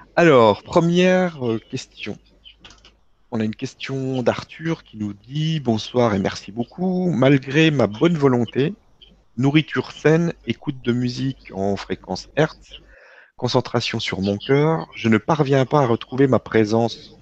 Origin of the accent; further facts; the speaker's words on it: Vosges, Grand Est, France; moved away; je, viens de là-bas, je suis originaire des Vosges